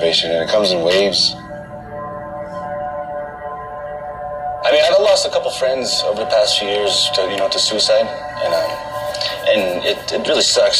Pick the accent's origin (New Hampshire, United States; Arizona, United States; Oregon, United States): Arizona, United States; Window Rock; We're in Windrock, Arizona, my hometown, in a hogan on my drummer's family's land